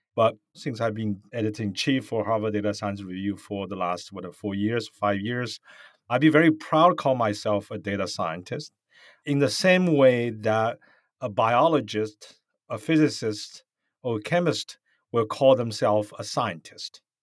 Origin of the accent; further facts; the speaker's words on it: Shanghai, China; moved away as an adult; now in United States; Where I grew up, I grew up in China. I was born in Shanghai